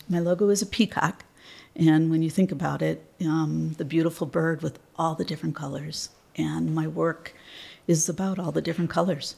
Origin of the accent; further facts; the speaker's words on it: just outside of Detroit, Michigan, United States; I'm from Michigan, um, just outside of Detroit. Was born there and um, currently reside there.